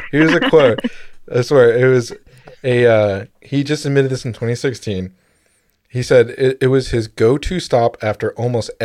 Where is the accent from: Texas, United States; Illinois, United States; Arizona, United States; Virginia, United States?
Virginia, United States; we're both from Virginia